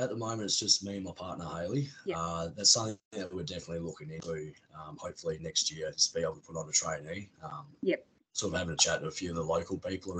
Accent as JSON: {"language": "English", "town": "Bruce Rock", "region": "Western Australia", "country": "Australia", "tie": "born or raised there", "also_born_or_lived": "Geraldton", "said": "we're from Bruce Rock. Grew up here most of my life."}